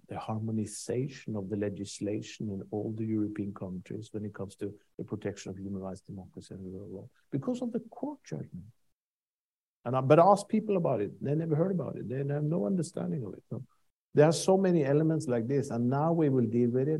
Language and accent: English; Norway; I'm from Norway.